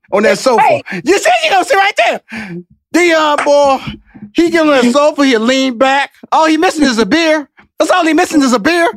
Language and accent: English; Houston, Texas, United States; I came from Fifth Ward and and I went to college